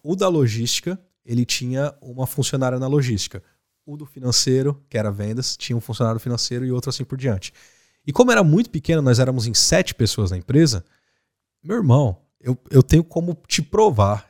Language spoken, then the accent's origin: Portuguese; Osasco, São Paulo, Brazil; moved away as an adult; Osasco foi onde eu cresci, comendo cachorro quente e brincando com os pombos